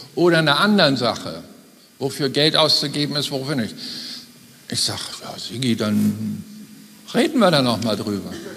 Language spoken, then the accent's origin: German; Germany; als Deutsche